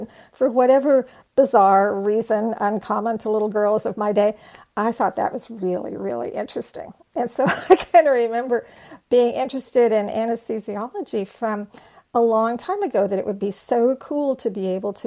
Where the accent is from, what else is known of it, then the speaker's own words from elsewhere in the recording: North Texas, United States; When I was a little girl growing up in North Texas